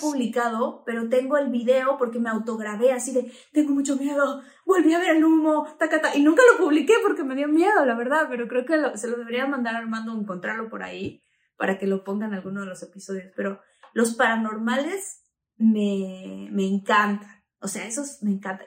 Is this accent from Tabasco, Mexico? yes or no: yes; Tabasco, Mexico; estaba yo creciendo en Tabasco